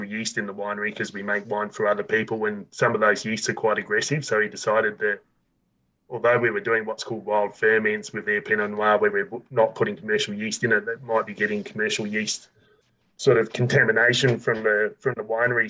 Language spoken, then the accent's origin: English; South Australia, Australia; I grew up in South Australia, you know, it's quite hot.